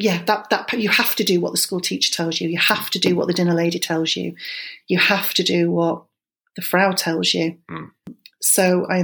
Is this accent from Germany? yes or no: yes; Germany; because I was born in Germany, I grew up in Germany, so where we lived in the married quarters, it was right next door to Germans.